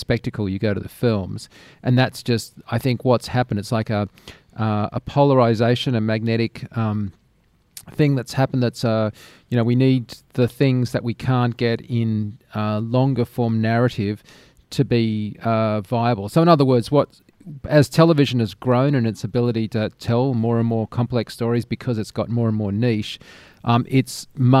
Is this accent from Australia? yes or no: yes; Australia; growing up in Australia.